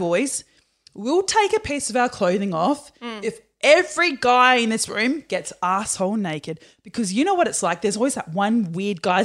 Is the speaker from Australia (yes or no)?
yes; Perth, Western Australia, Australia; I'm from Perth